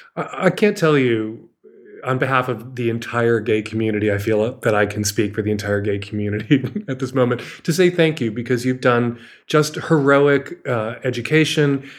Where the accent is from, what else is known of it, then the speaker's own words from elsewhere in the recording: United States; as an American